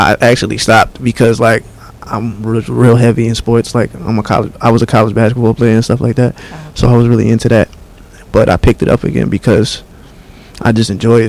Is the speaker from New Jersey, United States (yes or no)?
yes; Bayonne, New Jersey, United States; I'm from Bayonne, New Jersey.